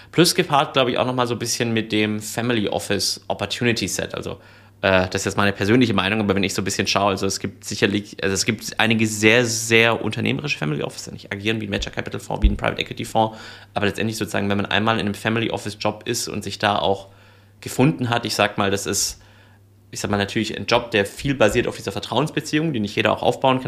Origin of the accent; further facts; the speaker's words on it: Swabia, Germany; also born or lived in Reutlingen / United States; ich bin gebürtiger Schwabe